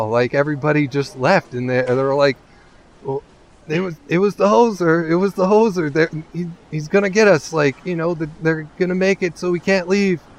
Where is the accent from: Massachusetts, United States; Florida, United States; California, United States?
California, United States; Like you know, I I grew up in California.